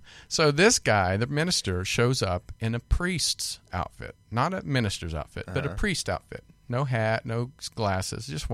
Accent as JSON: {"language": "English", "region": "Kansas", "country": "United States", "said": "I'm from Kansas"}